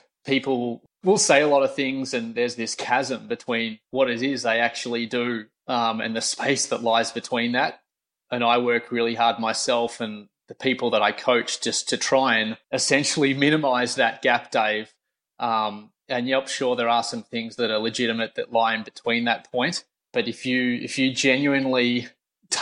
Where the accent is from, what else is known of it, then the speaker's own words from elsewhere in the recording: Australia; I'm Australian